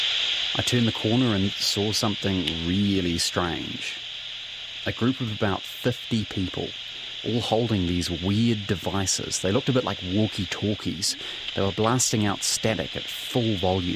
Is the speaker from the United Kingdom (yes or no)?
no; Hamilton, Waikato, New Zealand; I grew up in Hamilton